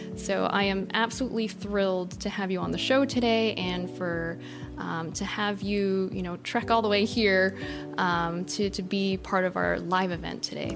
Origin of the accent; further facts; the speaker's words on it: New York, United States; growing up in New York